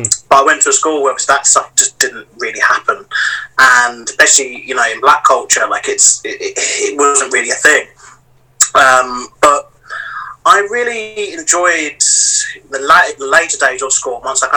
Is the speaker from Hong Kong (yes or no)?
no; London, United Kingdom; And I lived in Deptford, which is just over the bridge. And yeah, grew up here basically. So South London boy